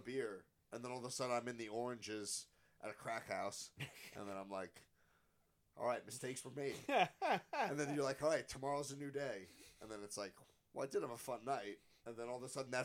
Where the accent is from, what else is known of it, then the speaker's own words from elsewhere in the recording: Frenchtown, New Jersey, United States; I grew up 20 minutes from here